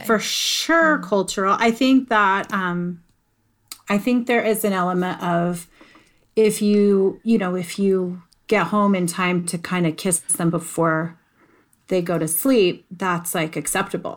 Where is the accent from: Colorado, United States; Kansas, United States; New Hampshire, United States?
Colorado, United States; I'm a Colorado girl. I'm a Colorado native